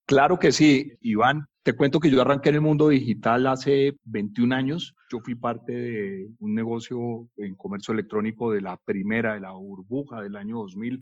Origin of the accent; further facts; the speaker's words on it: Colombia; Le dije que era de Colombia, de Sudamérica